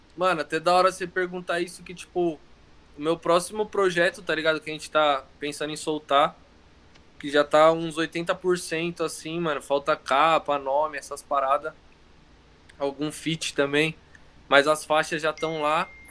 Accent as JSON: {"language": "Portuguese", "area": "ABC", "region": "São Paulo", "country": "Brazil", "said": "minha cidade, da, do ABC"}